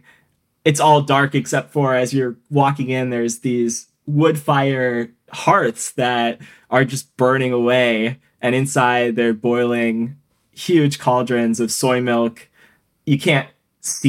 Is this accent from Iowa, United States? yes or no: no; St. Paul, Minnesota, United States; where I was growing up in St. Paul, Minnesota